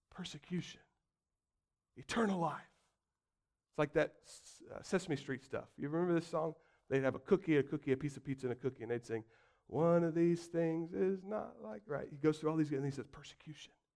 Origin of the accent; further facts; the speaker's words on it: United States; as comfy American Christians